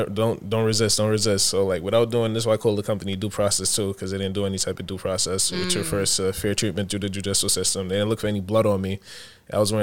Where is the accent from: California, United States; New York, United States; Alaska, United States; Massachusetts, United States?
New York, United States; New York City; also born or lived in Buffalo, New York; I'm originally from Brooklyn, New York